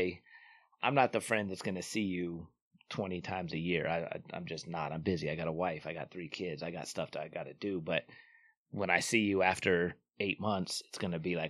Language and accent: English; Taylorsville, Utah, United States; I'm from Taylorsville